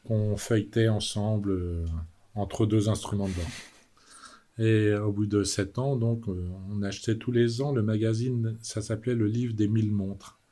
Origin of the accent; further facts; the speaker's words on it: Brittany, France; moved away as an adult; also born or lived in Vallée de Joux, Switzerland / Geneva, Switzerland; je suis rentré en Bretagne, retrouvé le sable et la mer et les copains.